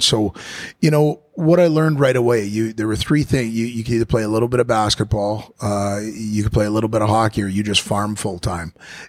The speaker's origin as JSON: {"language": "English", "town": "Eugene", "region": "Oregon", "country": "United States", "tie": "born there", "said": "I was born in Eugene, Oregon."}